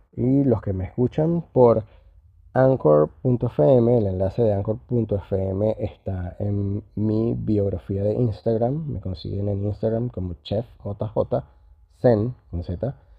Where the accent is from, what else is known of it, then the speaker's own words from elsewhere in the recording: Venezuela; now in Southern Cone; Yo que soy venezolano, que venimos del Caribe